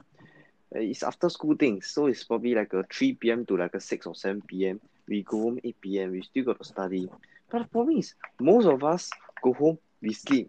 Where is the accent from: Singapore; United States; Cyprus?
Singapore; I'm from Fengshan Primary.